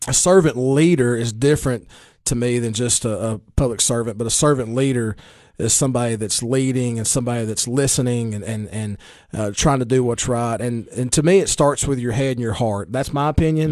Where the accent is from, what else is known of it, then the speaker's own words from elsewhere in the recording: Baxter, Tennessee, United States; I grew up in Baxter